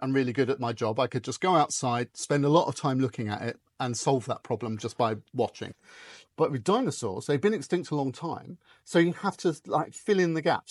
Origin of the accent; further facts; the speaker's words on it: United Kingdom; I grew up just outside London